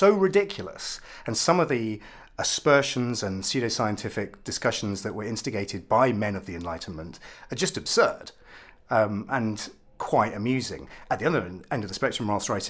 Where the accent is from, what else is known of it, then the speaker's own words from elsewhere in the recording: Ipswich, East of England, United Kingdom; I'm also mixed race, which is not really part of my identity because I'm from Ipswich. I'm about as English